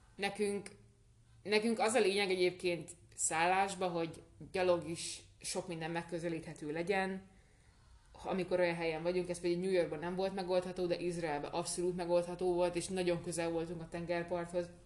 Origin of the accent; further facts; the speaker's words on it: Hungary; Magyarországról jövünk